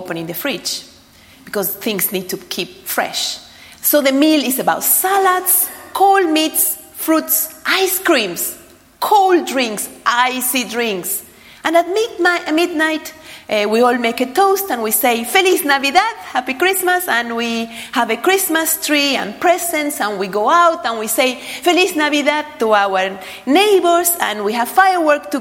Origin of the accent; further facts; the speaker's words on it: Argentina; moved away; I was brought up in Argentina